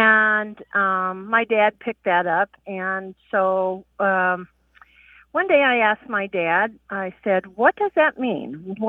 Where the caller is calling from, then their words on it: Santa Claus, Indiana, United States; Hi, this is … I'm calling from Santa Claus, Indiana.